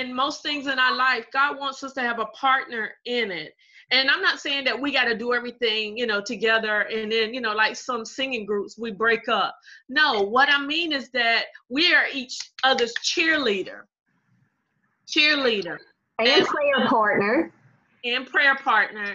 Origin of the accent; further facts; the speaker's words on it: Robeson County, North Carolina, United States; A lot of great people have come from Robinson County, including you and I.